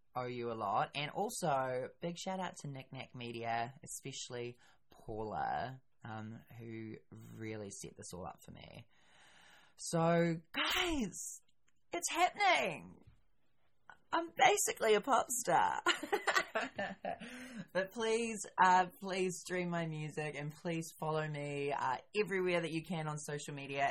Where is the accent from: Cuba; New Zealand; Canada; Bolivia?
New Zealand; I am a New Zealander